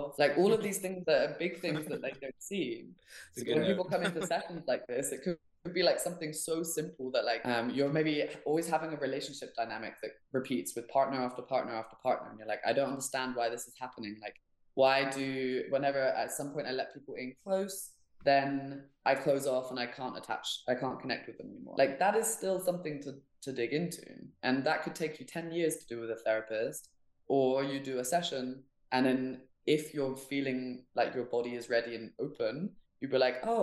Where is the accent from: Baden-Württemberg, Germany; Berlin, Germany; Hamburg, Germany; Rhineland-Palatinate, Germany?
Hamburg, Germany; moved away; also born or lived in England; I grew up in Germany